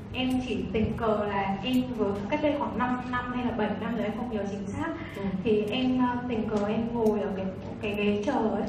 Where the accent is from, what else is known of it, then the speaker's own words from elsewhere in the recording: Hanoi, Vietnam; em đến từ Hà Nội